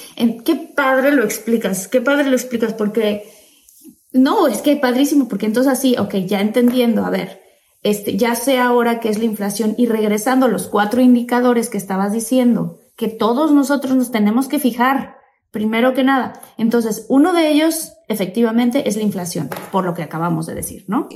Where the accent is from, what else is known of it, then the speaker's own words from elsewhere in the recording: Tabasco, Mexico; soy tabasqueña